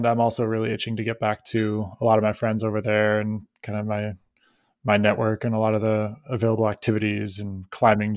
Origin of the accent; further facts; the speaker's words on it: Cleveland, Ohio, United States; moved away as an adult; also born or lived in Mexico / San Francisco Bay Area; now in Hawaii, United States; I grew up in Cleveland